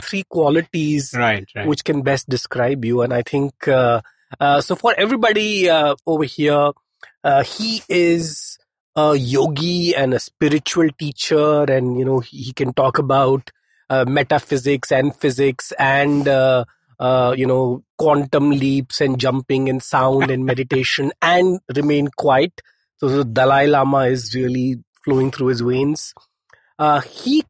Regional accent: Mumbai, Maharashtra, India; I grew up in Chembur

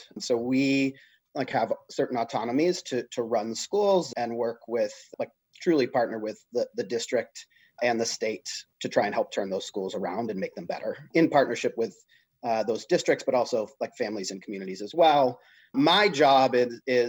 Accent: Canton, Massachusetts, United States; I grew up just south of Boston in Canton

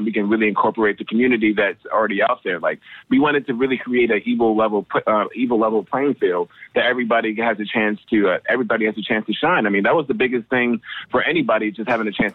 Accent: New York, United States; I grew up in fucking New York

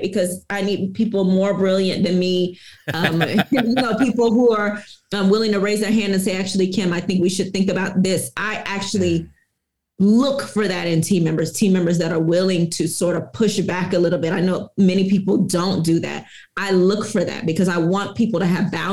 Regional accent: Houston, Texas, United States; I'm originally from Houston, Texas

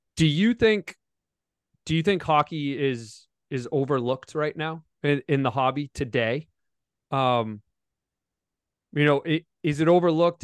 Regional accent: Foxborough, Massachusetts, United States; I grew up in Foxborough, Massachusetts, where the New England Patriots play

